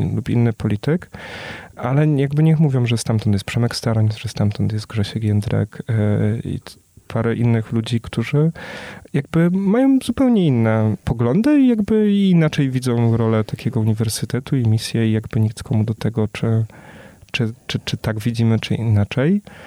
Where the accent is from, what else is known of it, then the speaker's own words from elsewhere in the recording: small town near Częstochowa, Silesian Voivodeship, Poland; moved away; Ja sam też jestem z małej miejscowości pod Częstochową, gdzie zresztą moi rodzice przyjechali